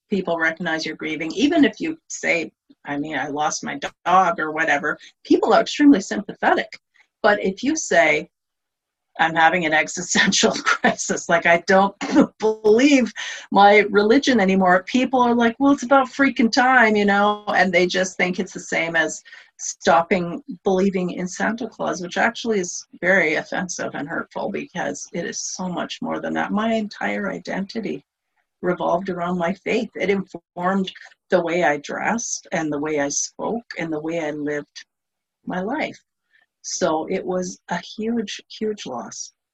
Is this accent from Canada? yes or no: yes; Canada; I'm Canadian, so I grew up in Canada